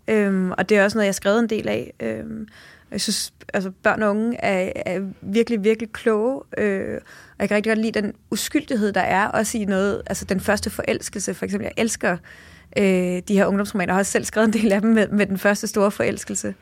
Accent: Jutland, Denmark; now in Copenhagen, Denmark; Jeg er selv, øh, født og opvokset i Jylland

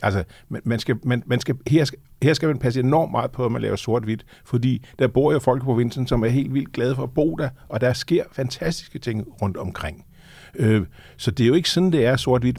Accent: Lolland, Zealand, Denmark; moved away; also born or lived in Copenhagen / Møn; født og opvokset på Lolland

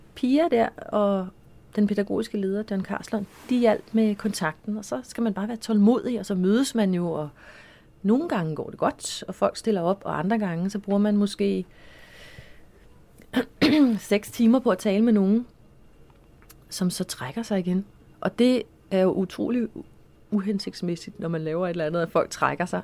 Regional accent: Copenhagen, Capital Region of Denmark, Denmark; jeg voksede op på Amager

